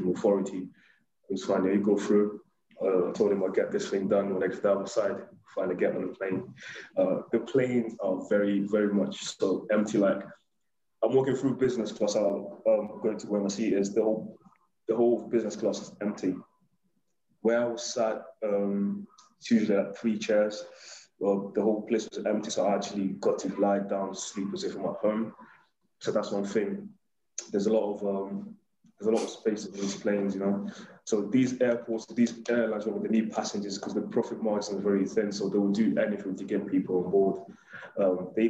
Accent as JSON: {"language": "English", "country": "Kenya", "tie": "born or raised there", "moved": "yes", "lives_now": "United Kingdom", "said": "I'm Kenyan. Well, I was born in Kenya. I was born in Kenya, rather."}